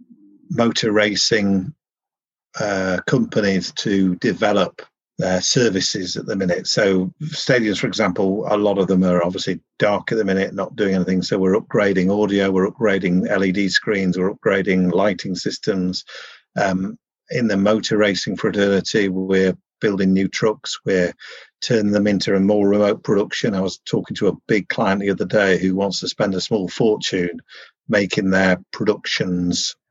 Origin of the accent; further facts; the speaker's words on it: Yorkshire and the Humber, United Kingdom; I'm from Yorkshire